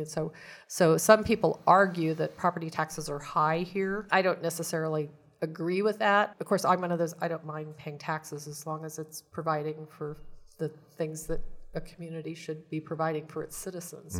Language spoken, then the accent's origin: English; Hutchinson, Kansas, United States; also born or lived in Great Bend, Kansas / Manhattan, Kansas / Davis, California / Virginia; born and raised in Kansas, born in Great Bend, lived in Hutchinson